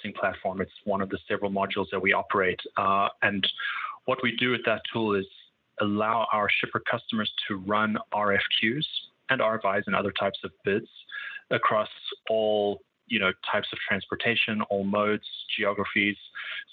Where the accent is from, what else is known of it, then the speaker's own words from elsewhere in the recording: South Africa; moved away as an adult; also born or lived in Cape Town / London / Singapore; now in United States; I'm from South Africa